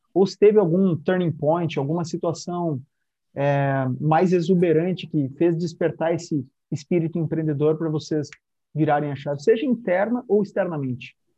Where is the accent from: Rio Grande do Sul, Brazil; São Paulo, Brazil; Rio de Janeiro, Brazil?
Rio Grande do Sul, Brazil; now in Florianópolis, Brazil; Como um bom gaúcho, exilado e expatriado aqui em Florianópolis